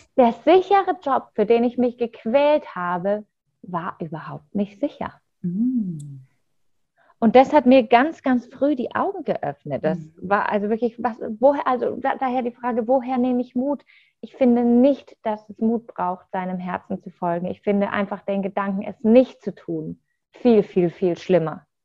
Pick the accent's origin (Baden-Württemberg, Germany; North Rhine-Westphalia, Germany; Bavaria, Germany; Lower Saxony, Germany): Bavaria, Germany; Munich; ich komme ja aus München